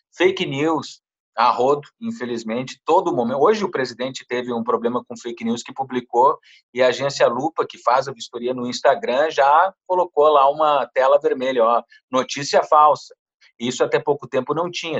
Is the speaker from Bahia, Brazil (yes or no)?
no; Santana do Livramento, Rio Grande do Sul, Brazil; moved away; lá do interior de Santana do Livramento, de onde eu venho